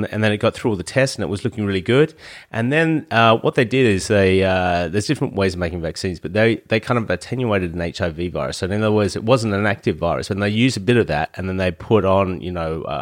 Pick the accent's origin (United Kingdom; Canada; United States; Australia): Australia; I, as an Australian, I don't know about you over there, but I can't go back.